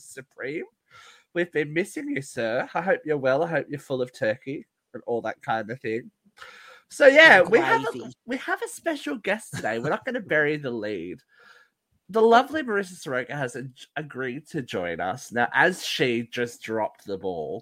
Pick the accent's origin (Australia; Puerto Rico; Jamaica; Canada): Australia; we're all Australian